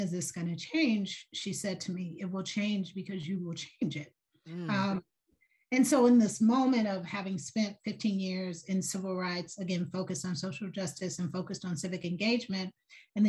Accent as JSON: {"language": "English", "town": "Atlanta", "region": "Georgia", "country": "United States", "tie": "born or raised there", "said": "I grew up in Atlanta, Georgia"}